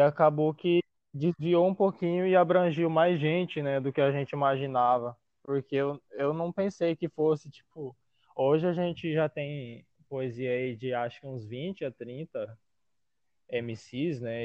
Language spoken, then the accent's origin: Portuguese; Várzea Grande, Mato Grosso, Brazil; Sou de Varza Grande